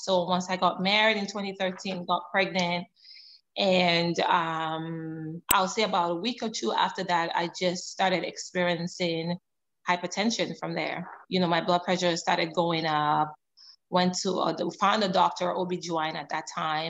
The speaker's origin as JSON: {"language": "English", "country": "Canada", "tie": "born or raised there", "also_born_or_lived": "Sierra Leone", "lives_now": "United States", "said": "I was born in Sierra Leone, grew up in Canada, moved to US about 9 years ago."}